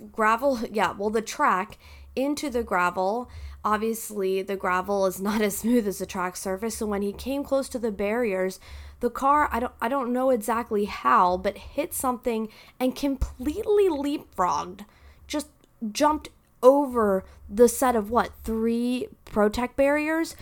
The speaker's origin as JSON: {"language": "English", "country": "United States", "said": "as American fans"}